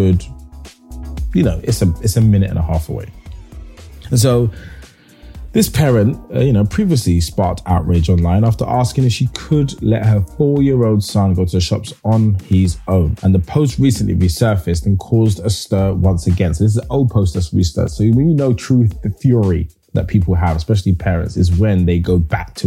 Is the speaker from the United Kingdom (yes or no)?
yes; London, United Kingdom; When I was raised in Hackney, there is an area called Hoxton